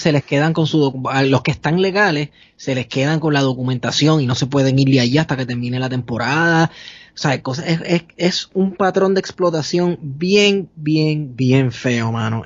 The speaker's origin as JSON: {"language": "Spanish", "country": "Puerto Rico", "said": "yo soy de Puerto Rico"}